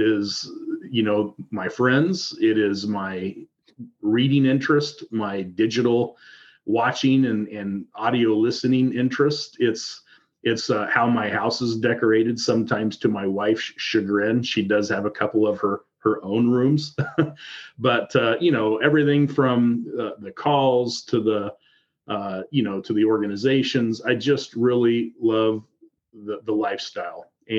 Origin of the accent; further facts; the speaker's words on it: Iowa, United States; So I'm from Southern Iowa, and when most people think about Iowa, they think about driving through Iowa.